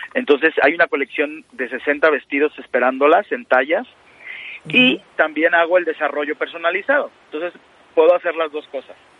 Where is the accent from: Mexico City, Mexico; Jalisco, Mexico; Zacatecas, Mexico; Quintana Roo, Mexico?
Jalisco, Mexico; Guadalajara; mi tierra, a Guadalajara, a Jalisco